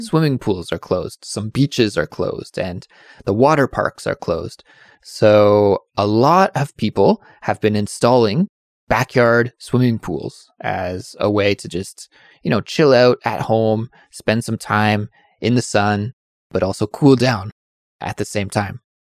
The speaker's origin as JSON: {"language": "English", "town": "Kelowna", "region": "British Columbia", "country": "Canada", "tie": "born or raised there", "said": "my hometown of Kelowna"}